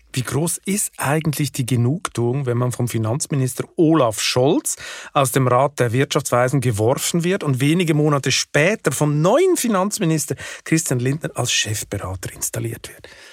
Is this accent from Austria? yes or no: no; Switzerland; als Schweizer geübt in der direkten Demokratie